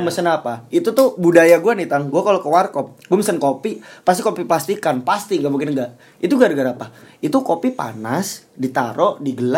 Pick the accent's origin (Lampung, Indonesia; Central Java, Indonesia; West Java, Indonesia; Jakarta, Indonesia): Central Java, Indonesia; Temanggung; kopi ya kopi kayak dari kota asal gue Temanggung gitu atau dari tempat lu gitu Batang gitu